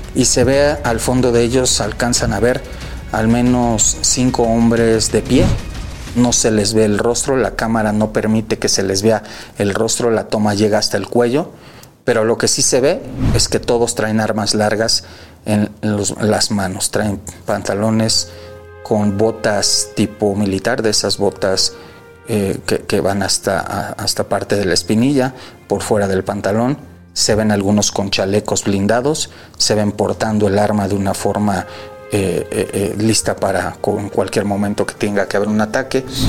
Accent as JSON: {"language": "Spanish", "region": "Mexico City", "country": "Mexico", "tie": "born or raised there", "said": "De Ciudad de México, calle Mixteca número 309, Colonia Justo, Coyacán"}